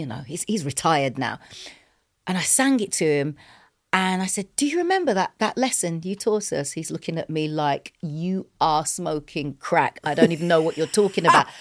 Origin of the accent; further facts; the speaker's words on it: England, United Kingdom; we're English, we're not American